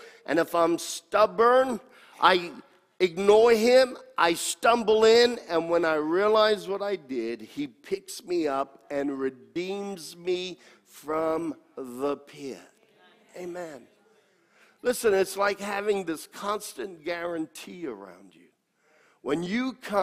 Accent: United States; accent: American; my American accent

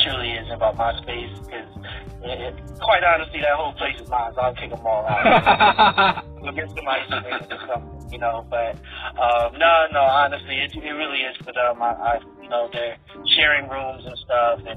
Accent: New York City, New York, United States; moved away as an adult; also born or lived in Brooklyn, New York; now in Virginia, United States; I'm born in Brooklyn, raised in Queens.

